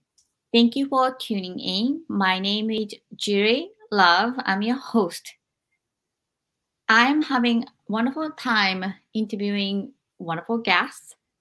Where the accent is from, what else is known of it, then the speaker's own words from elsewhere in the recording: Japan; moved away; when I was growing up in Japan